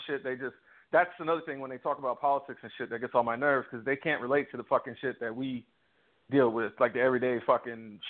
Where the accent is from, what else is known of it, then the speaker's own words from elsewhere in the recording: Virginia, United States; growing up in Virginia